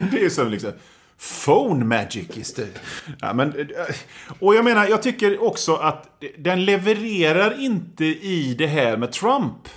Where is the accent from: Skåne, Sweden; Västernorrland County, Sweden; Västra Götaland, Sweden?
Västra Götaland, Sweden; Gothenburg; Som göteborgare så gottar man ju sig i det